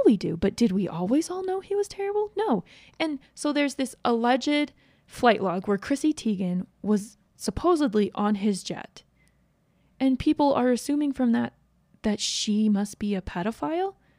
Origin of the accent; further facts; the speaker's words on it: East Coast, United States; now in Utah, United States; I grew up on the East Coast